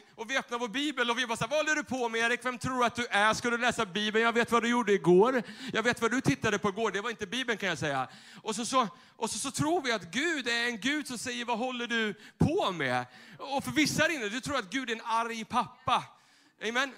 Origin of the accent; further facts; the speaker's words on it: Tyresö, Stockholm County, Sweden; den där kyrkan där jag växte upp söder om Stockholm i Tyresö